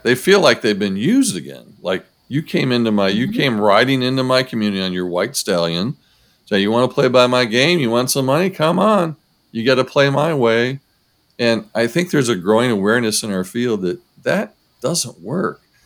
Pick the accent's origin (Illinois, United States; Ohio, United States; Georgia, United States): Ohio, United States; Rossford; I grew up in Rossford, Ohio. So Rossford's a suburb of Toledo